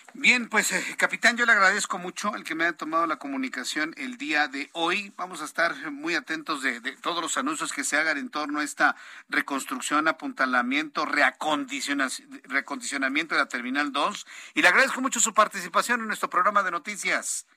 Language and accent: Spanish; Mexico; yo como ciudadano mexicano